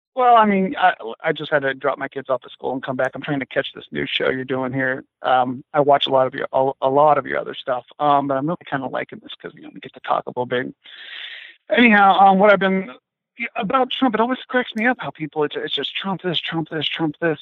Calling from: Ohio, United States; I'm uh, calling from Ohio. Calling uh, just a little bit uh, east of Cleveland

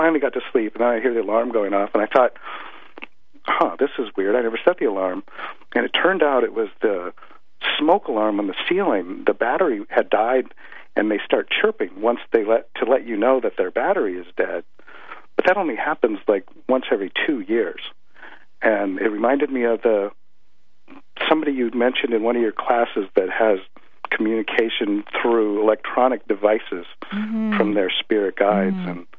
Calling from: Kirkland, Washington, United States

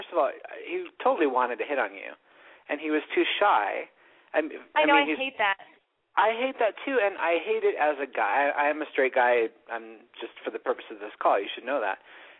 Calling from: Los Angeles, California, United States; I'm calling from Hollywood.

